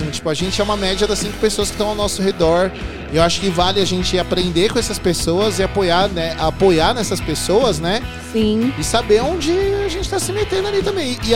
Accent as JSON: {"language": "Portuguese", "town": "Santo André", "region": "São Paulo", "country": "Brazil", "tie": "born or raised there", "said": "Lá em Santo André, tem o SESI lá em Santo André também, na Prefeito Saladino ali. Quando eu era moleque, tinha carteirinha no SESI e ia para lá direto, né?"}